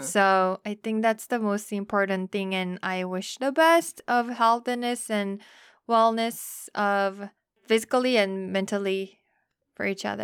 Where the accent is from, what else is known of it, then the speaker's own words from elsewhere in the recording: South Korea; moved away as an adult; now in United States; I'm from Korea